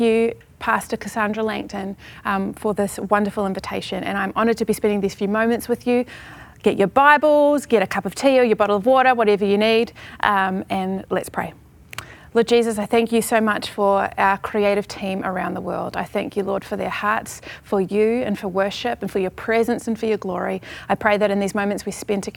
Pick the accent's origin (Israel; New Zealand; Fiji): New Zealand; Lower Hutt, Wellington; moved away; I grew up in Lower Hutt, New Zealand